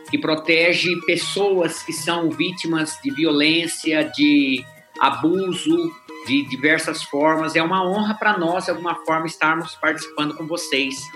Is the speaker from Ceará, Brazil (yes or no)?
no; Paraná, Brazil; accent: sotaque mineiro; also born or lived in Mato Grosso / Minas Gerais; Eu sou do Paraná, nasci no Paraná, sou, como dizia no Paraná, bicho do Paraná, casei em Mato Grosso, passamos um tempo em Minas, aonde nós ganhamos esse sotaque mineiro.